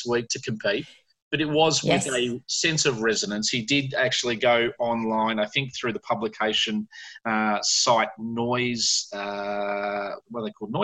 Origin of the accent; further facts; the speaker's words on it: Australia; being Australian and being a young band here